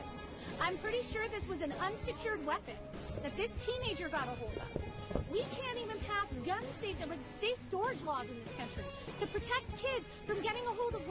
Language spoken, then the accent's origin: English; Highland Park, Illinois, United States; I'm from Highland Park, Illinois